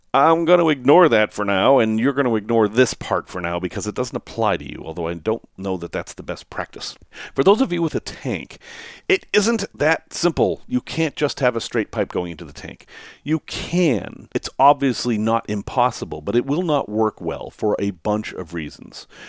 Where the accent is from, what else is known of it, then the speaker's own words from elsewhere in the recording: United States; accent: American; my strange American accent.